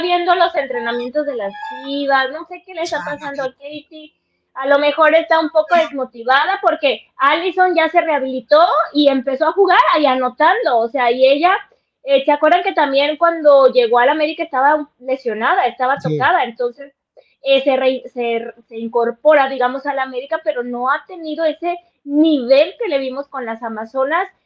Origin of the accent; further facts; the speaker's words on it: Guadalajara, Jalisco, Mexico; accent: tapatío; regresa mi acento tapatío